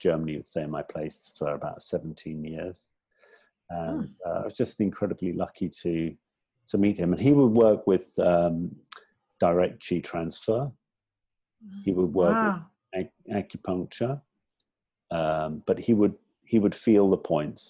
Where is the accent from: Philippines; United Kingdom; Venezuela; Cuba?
United Kingdom; England; moved away as an adult; also born or lived in Hong Kong; now in Thailand; I'm originally from England. I've been outside England since I was 24